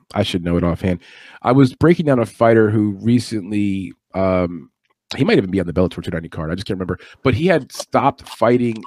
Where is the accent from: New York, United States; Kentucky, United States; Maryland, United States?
New York, United States; New York City; I'm from Brooklyn, New York